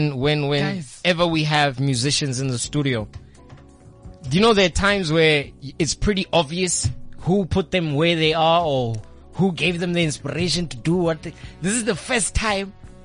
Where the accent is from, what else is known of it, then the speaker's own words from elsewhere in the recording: South Africa; I'm from Midlands, man.